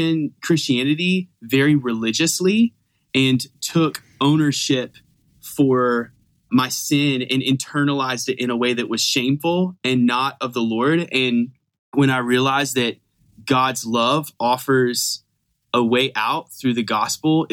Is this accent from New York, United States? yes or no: no; Fayetteville, North Carolina, United States; I grew up in Fayetteville, North Carolina